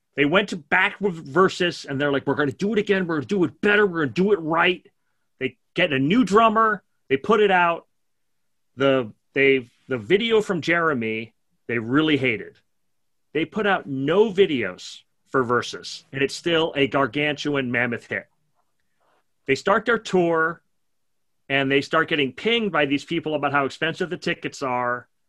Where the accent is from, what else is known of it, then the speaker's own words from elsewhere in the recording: New York, United States; I'm a New Yorker